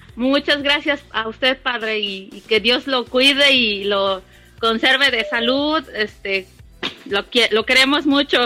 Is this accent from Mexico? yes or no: yes; State of Mexico, Mexico; now in Franklin, United States; soy del Estado de México, pero vivo en Carolina del Norte